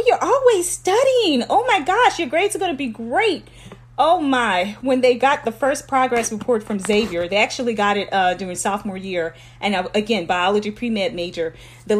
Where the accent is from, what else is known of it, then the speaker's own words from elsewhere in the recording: Lafayette, Louisiana, United States; I am originally from Lafayette, Louisiana, and those of you guys who are listening, you will know this neighborhood is Wine Alley, so that is where I'm from